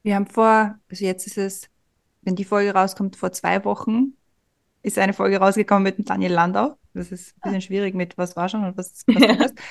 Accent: Vienna, Austria; wir kommen ja alle drei aus Simmering

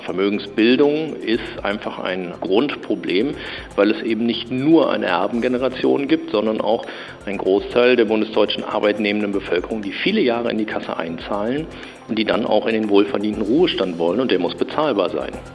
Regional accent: Germany; als Deutsche

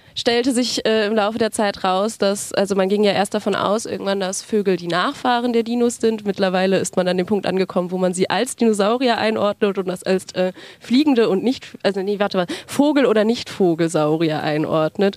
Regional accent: Frankfurt am Main, Hesse, Germany; Ich komme aus Frankfurt am Main und studiere dort soziale Arbeit

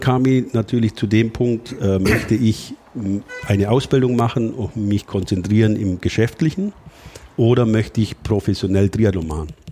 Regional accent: Allgäu, Bavaria, Germany; bei uns im Allgäu

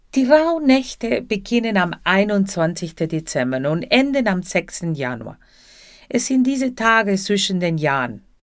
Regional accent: Buenos Aires, Argentina; German is a second language; now in Germany; zuerst in Buenos Aires, Argentinien, da wo ich herkomme

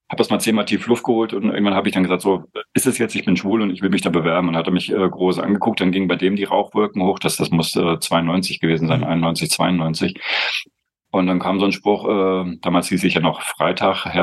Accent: East Germany, Germany; Und ich als ähm, Ossi hatte überhaupt kein Problem damit.

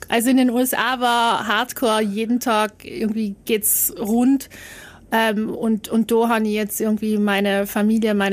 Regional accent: Trentino-Alto Adige, Italy; die wollten nicht, dass man sagt, na, du als Südtiroler kannst nicht sprechen.

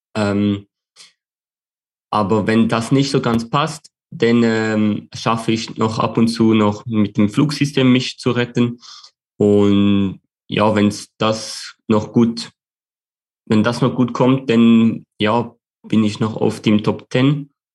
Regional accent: Switzerland; als Schweizer

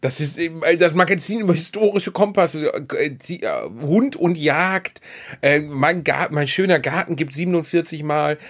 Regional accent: Gelsenkirchen, North Rhine-Westphalia, Germany; meiner Heimatstadt

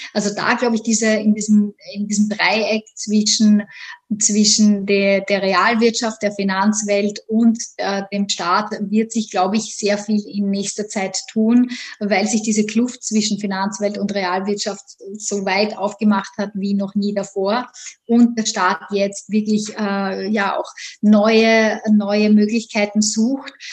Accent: Austria; moved away as an adult; also born or lived in Vienna; now in New York, United States; Ich komme ursprünglich aus Österreich

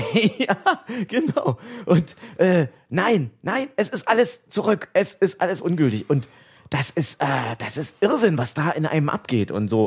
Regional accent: Oranienburg, Brandenburg, Germany; also born or lived in Jena; Ich bin äh, zur Welt gekommen in Jena, habe meine Kindheit in Oranienburg, also ab der Schule in Oranienburg verbracht

